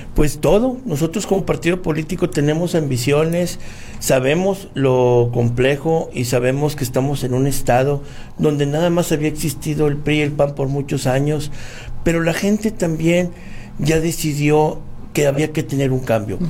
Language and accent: Spanish; Apodaca, Nuevo León, Mexico; mi pueblo, es de, mi terruño este, donde tengo mucho tiempo trabajando ya por la gente